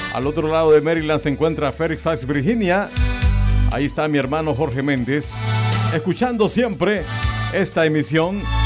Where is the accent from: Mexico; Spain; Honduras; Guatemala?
Honduras; southern Honduras; promoción 92 del JCB. En aquellos años era el mejor colegio, ¿verdad? De la zona sur de Honduras